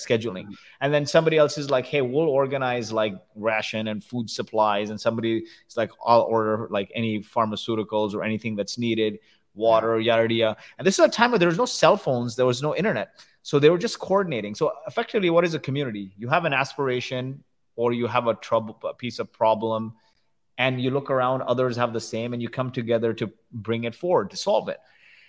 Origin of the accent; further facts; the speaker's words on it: India; also born or lived in Kuwait; but I grew up in the slums of India. And I was born in Kuwait. My parents are from India. They happened to go to Kuwait.